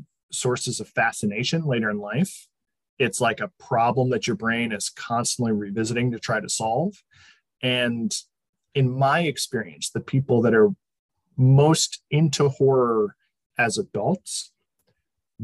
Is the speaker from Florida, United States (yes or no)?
no; Connecticut, United States; now in Southern California, United States; I am from Connecticut originally. I now live in Southern California